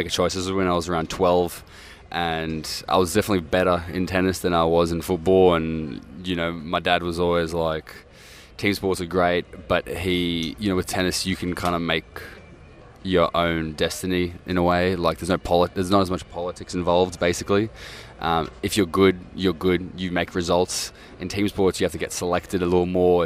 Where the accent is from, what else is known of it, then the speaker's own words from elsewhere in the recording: Australia; I was born and raised in Australia